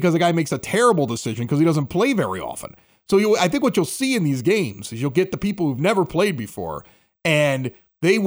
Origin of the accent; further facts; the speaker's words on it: Chicago, Illinois, United States; accent: Chicago; also born or lived in Reno, Nevada; My Chicago accent